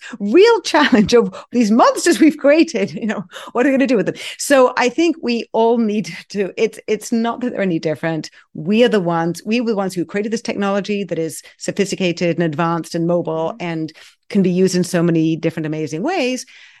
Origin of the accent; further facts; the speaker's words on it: England, United Kingdom; now in United States; I grew up in England and, you know, therapy still isn't, you know, as acceptable as it is here in the US